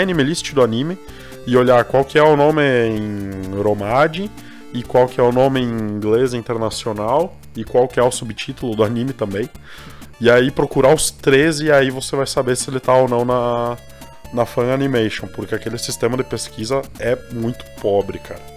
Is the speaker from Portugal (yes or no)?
no; Brazil; a gente é brasileiro